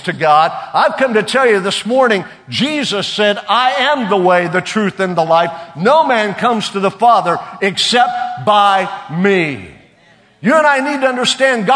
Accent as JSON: {"language": "English", "region": "Oklahoma", "country": "United States", "said": "We're from Oklahoma. It's all right. Every boy has a pocket knife there."}